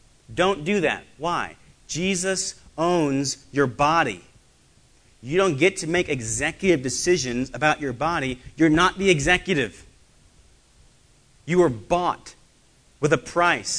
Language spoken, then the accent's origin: English; United States; I am an American citizen